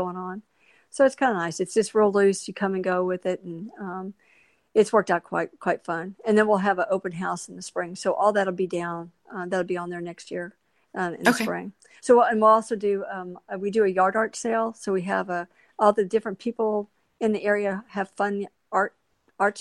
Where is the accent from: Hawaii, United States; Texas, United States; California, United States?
Texas, United States; La Porte; I grew up over in La Porte